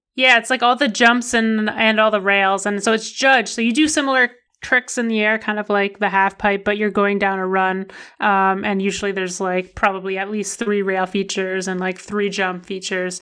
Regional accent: Ottawa, Ontario, Canada; also born or lived in Vancouver; I was born in Vancouver, so, like, where I live or where I grew up in the Ottawa area, there's not very many big mountains, but I, I did grow up in Vancouver until I was, like, five

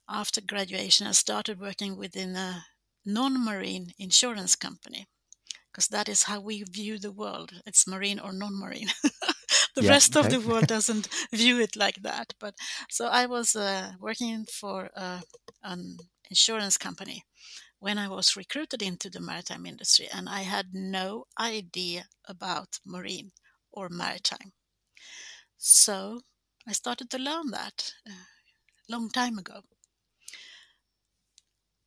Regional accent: Gothenburg, Västra Götaland, Sweden; born or raised there

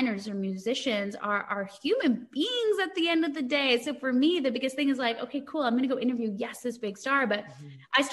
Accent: Canada; as a Canadian

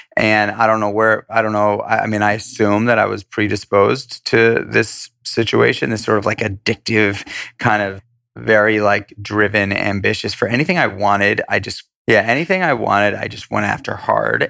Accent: New York City, New York, United States; also born or lived in Los Angeles; I grew up in New York City, born and raised in Manhattan.

